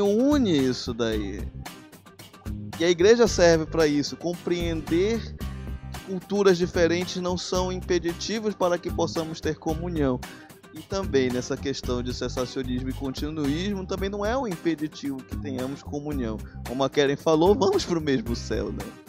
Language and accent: Portuguese; Belém, Pará, Brazil; eu sou de Belém